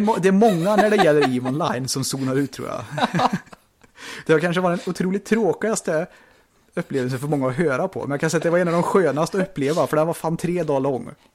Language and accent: Swedish; Sweden; vi är ju svenskar